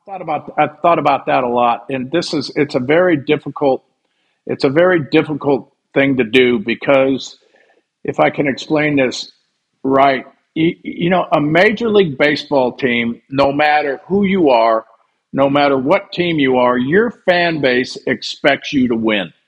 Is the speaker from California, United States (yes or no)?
yes; California, United States; I grew up in California